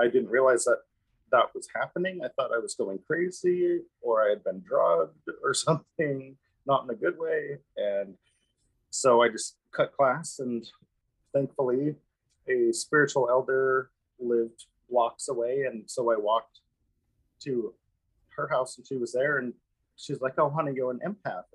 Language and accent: English; Missoula, Montana, United States; moved away as an adult; now in Kauai, United States; born and raised in Missoula, Montana, lovely place.